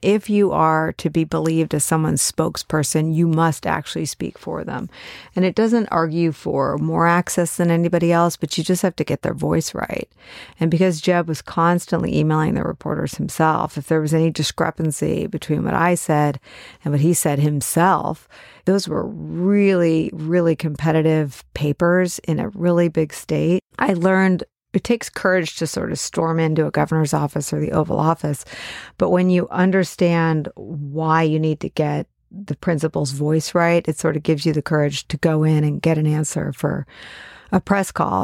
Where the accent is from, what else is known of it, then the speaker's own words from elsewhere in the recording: San Francisco Bay Area, California, United States; moved away; a tie to my hometown